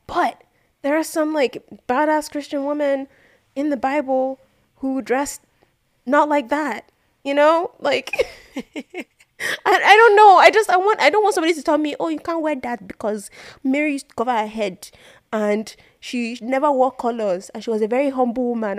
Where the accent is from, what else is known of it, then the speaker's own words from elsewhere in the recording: Nigeria; we grew up in Nigeria